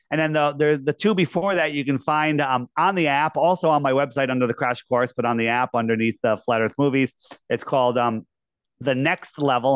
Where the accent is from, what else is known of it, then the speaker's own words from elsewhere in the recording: United States; I grew up in Fairfield County.